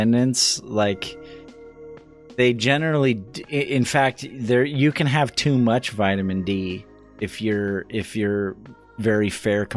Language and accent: English; Idaho, United States; moved away; I was born in Idaho. I have a lot of family that lives in Idaho